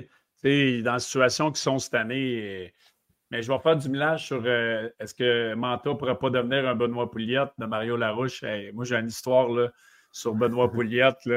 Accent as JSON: {"language": "French", "region": "Quebec", "country": "Canada", "said": "en étant Québec"}